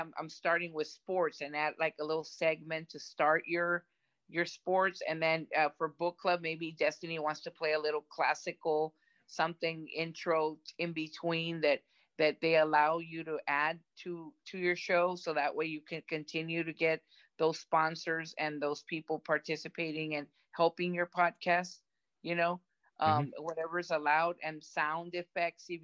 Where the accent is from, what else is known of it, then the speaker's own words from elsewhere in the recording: Brownsville, Texas, United States; I grew up in Brownsville, Texas, so I grew up Hispanic, and I speak both languages